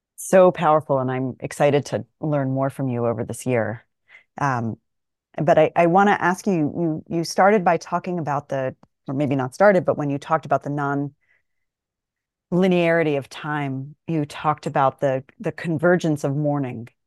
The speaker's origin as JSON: {"language": "English", "town": "Atlanta", "region": "Georgia", "country": "United States", "said": "I'm from Atlanta"}